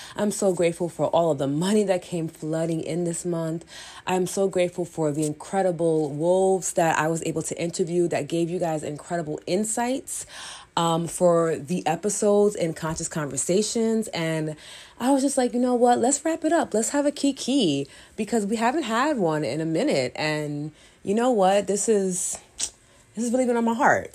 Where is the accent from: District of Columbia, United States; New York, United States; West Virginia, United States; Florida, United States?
New York, United States; I'm from New York